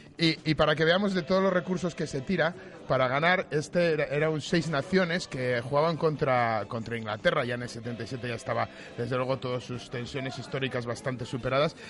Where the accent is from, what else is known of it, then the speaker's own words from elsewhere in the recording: Valladolid, Castile and León, Spain; como vallisoletano